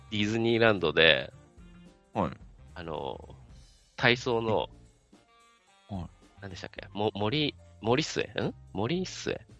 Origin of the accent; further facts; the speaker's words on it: Saitama, Japan; 僕、埼玉ですけど